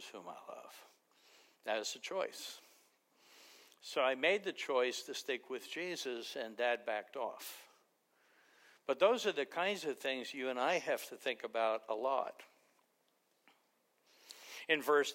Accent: New York City, New York, United States; I grew up in Queens in a mafia neighborhood

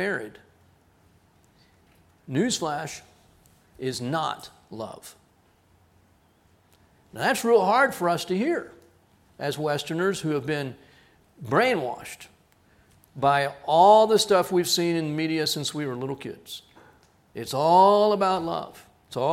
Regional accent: Texas, United States; I'm from Texas

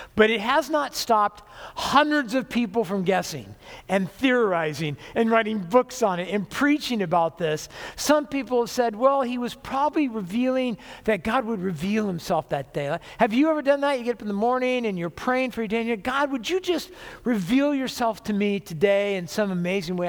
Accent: Orange County, California, United States; now in Washougal, United States; I was born and raised in Orange County, California. But I've lived here most of my life

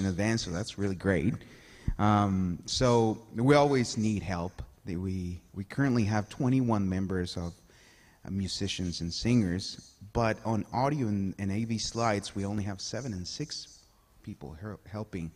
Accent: El Salvador; now in Halifax; I'm originally from El Salvador, Central America

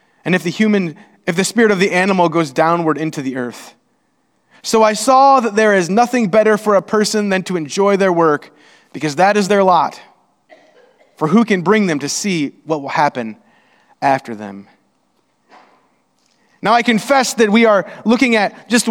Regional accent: Indiana, United States; We're from Indiana

